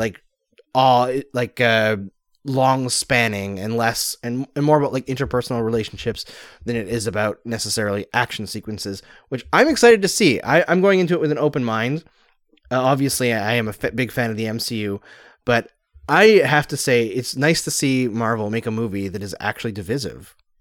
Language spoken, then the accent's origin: English; Canada; I'm Canadian